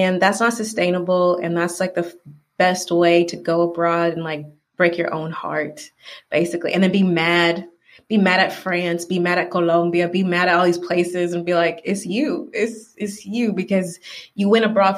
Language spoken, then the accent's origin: English; Atlanta, Georgia, United States; moved away as an adult; now in Valencia, Spain; I am from Atlanta